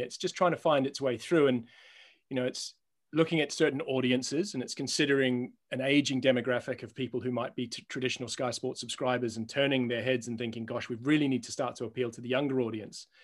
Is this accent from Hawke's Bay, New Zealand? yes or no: no; Auckland, New Zealand; moved away; I'm a Kiwi